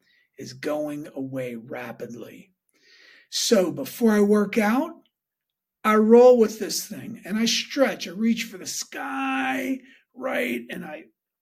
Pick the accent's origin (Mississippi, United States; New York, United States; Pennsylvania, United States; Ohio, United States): Pennsylvania, United States; Pittsburgh; moved away; Went back for my nephew's wedding to Pittsburgh, my hometown where I grew up.